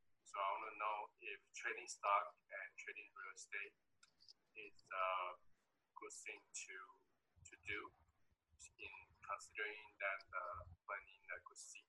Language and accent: English; Taiwan; from Taiwan.